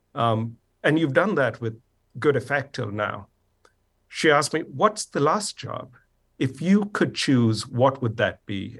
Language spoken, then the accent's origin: English; India; moved away; I grew up in India